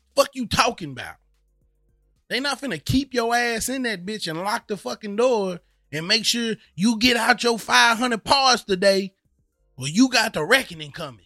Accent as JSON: {"language": "English", "region": "the South", "country": "United States", "tie": "born or raised there", "moved": "yes", "said": "I grew up in the South"}